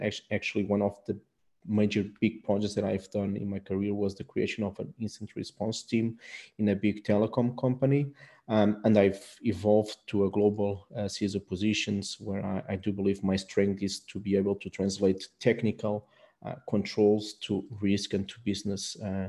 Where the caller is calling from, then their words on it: Portugal; English is a second language; I'm talking from Portugal, so also not very surprised it's a lot of sun here at this time.